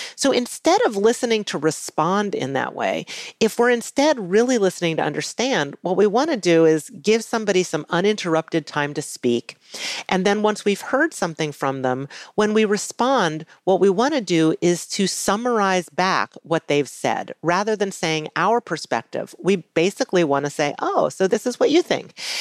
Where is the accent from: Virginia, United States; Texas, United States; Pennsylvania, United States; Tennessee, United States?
Virginia, United States; Charlottesville; growing up in Charlottesville, Virginia